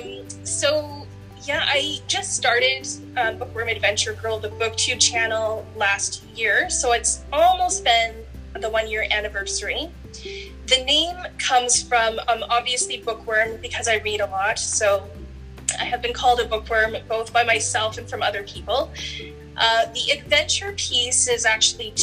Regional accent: Canada; I'm from Canada. I live in Canada, and I live near Niagara Falls, Ontario.

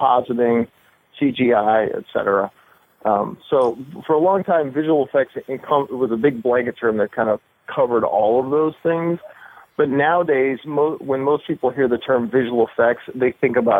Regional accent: Alton, Illinois, United States; moved away as an adult; now in Los Angeles, United States; I'm originally from Alton, Illinois, right across the river from St. Louis

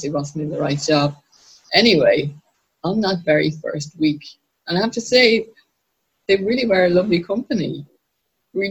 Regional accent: Dublin, Leinster, Ireland; I was born in a hospital in Dublin, the Coombe Hospital, and I grew up just down the road there in Terranure

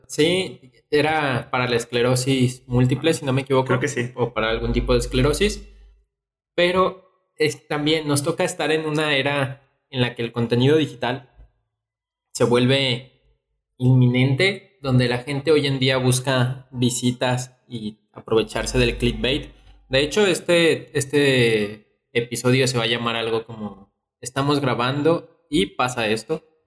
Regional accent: León, Guanajuato, Mexico; como leonés

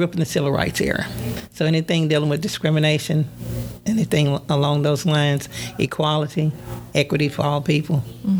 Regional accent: Pinnacle Mountain area, Arkansas, United States; we came from the Pinnacle Mountain area. That's where I was born and raised.

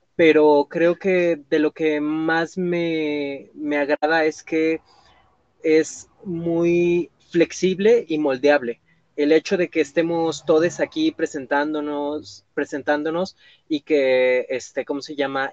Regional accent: Puebla, Mexico; soy originario de Puebla

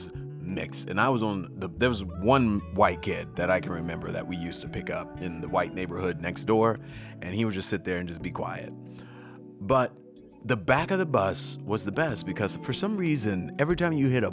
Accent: Louisiana, United States; I'm from Louisiana

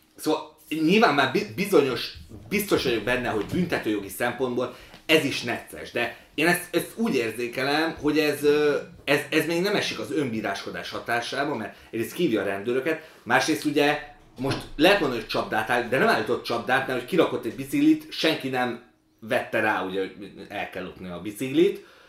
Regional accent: Budapest, Hungary; also born or lived in Ukraine; ilyen belső pesti, bár budai vagyok

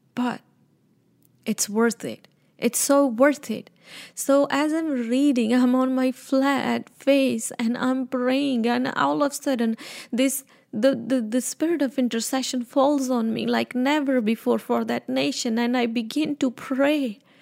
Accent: Punjab, India; moved away; I was born in India, North India. I'm a Punjabi

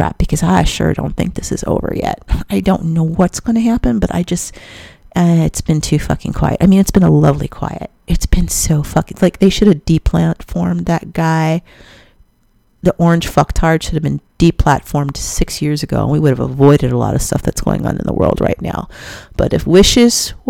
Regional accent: Chicago, Illinois, United States; I'm a Chicagoan

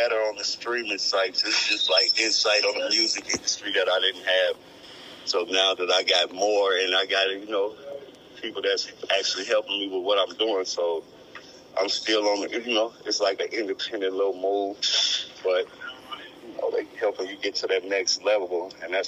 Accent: Minneapolis, Minnesota, United States; I'm from Minneapolis, Minnesota

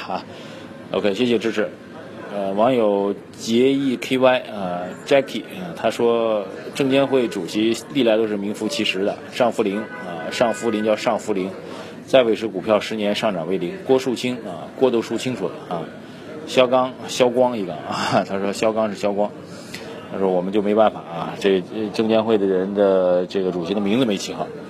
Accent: China; 作为中国人，我觉得还是蛮骄傲的一件事情

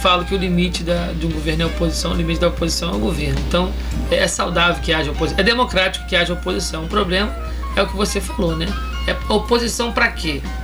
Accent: Rio de Janeiro, Brazil; moved away as an adult; now in Ilhéus, Brazil; Natural do Rio de Janeiro.

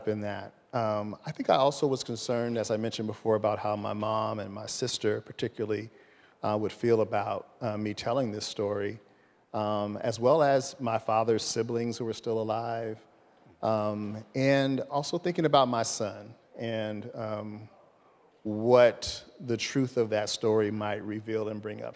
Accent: Los Angeles, California, United States; I'm from Los Angeles

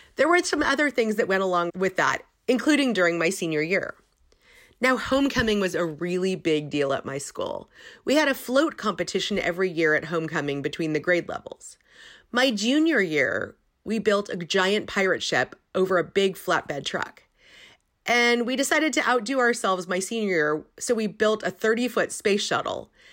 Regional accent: Silicon Valley, California, United States; I grew up in Silicon Valley

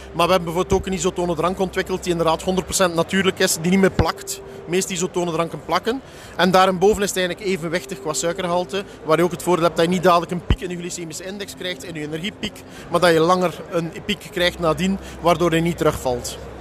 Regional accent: Belgium; Ik kom eh, uit België

